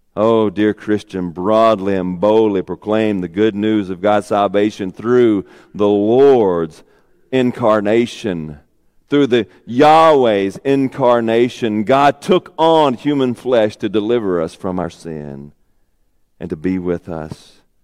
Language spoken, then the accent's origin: English; Arkansas, United States; moved away; also born or lived in Warren, Arkansas; I'm from Arkansas